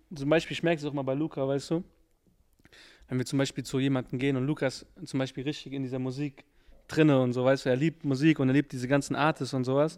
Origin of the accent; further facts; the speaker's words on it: Frankfurt, Hesse, Germany; ich bin Frankfurter